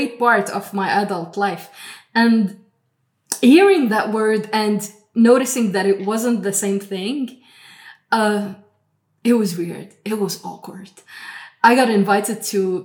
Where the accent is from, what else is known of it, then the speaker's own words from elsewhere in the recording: Lebanon; I grew up in Lebanon